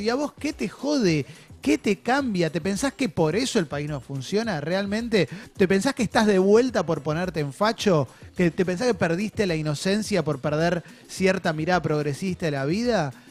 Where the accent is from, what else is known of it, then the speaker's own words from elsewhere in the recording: Argentina; como argentino